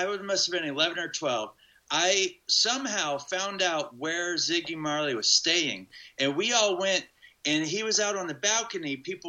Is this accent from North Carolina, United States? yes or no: yes; Hillsborough, North Carolina, United States; In Hillsborough.